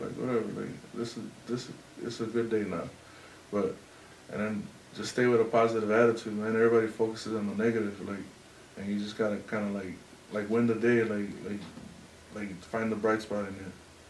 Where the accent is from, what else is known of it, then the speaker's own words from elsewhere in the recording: Durango, Mexico; Nah. We're from up north Mexico. We're from Durango.